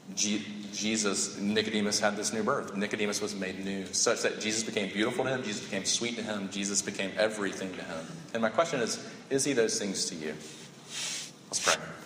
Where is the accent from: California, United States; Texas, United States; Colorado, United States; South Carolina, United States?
South Carolina, United States; Sumter; I grew up in Sumter